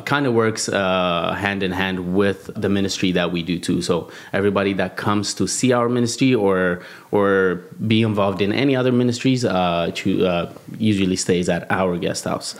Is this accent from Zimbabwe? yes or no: no; Addis Ababa, Ethiopia; also born or lived in South Africa; I was born and raised in Addis Ababa, Ethiopia, which is the capital of Ethiopia